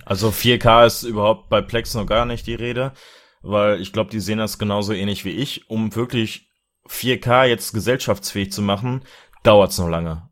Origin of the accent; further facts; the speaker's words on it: Germany; bei uns in Deutschland